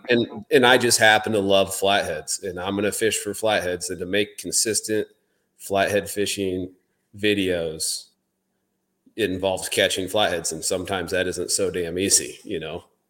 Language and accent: English; southern Iowa, United States; I grew up in southern Iowa